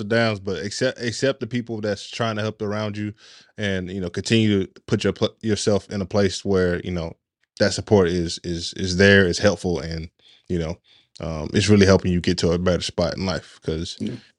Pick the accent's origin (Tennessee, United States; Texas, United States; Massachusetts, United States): Tennessee, United States; Chattanooga; I'm from Chattanooga, Tennessee